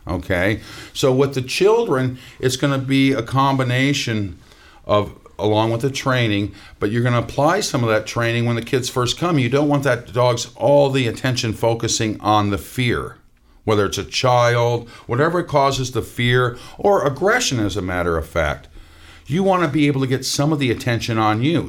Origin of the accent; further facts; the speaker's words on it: Minnesota, United States; moved away; I'm from Minnesota